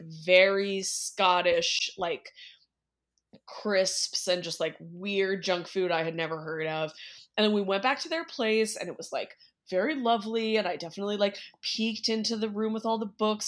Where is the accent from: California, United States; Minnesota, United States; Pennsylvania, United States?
California, United States; I'm from California